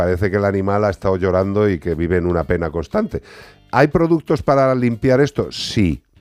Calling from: Madrid, Community of Madrid, Spain; Hola, buenas tardes. … de Madrid.

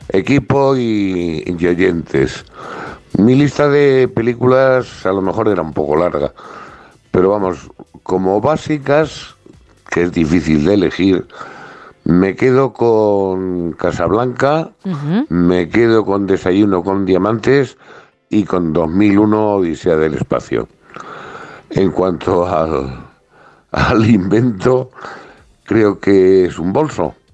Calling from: Navarre, Spain; de Navarra.

